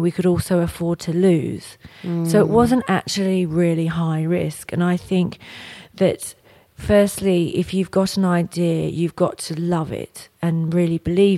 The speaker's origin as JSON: {"language": "English", "region": "England", "country": "United Kingdom", "moved": "yes", "said": "I'm from England, so my family are all over there."}